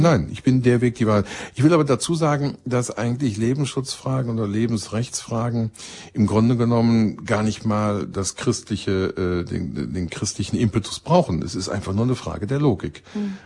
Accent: Rhineland, Germany; als Rheinländer

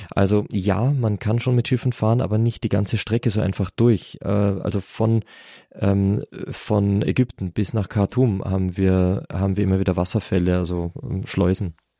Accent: Germany; bei uns in Deutschland

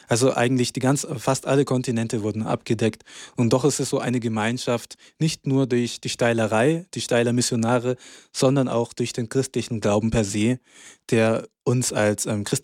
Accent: Hyderabad, Telangana, India; ich komme aus Hyderabad.

